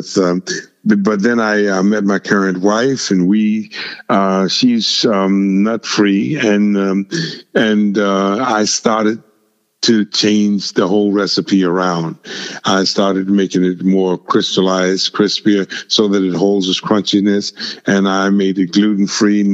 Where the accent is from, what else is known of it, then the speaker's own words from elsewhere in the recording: Virginia, United States; when I was growing up in Virginia